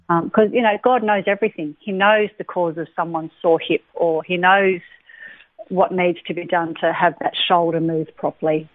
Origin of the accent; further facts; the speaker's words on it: Lennox Head, New South Wales, Australia; also born or lived in Sydney; I was born in Sydney um, a fair while ago. Mm-hmm. Um, I was I lived in Sydney until I was seven. My mum and dad separated when I was seven, and then I moved up to Lennox Head with my mother and my stepfather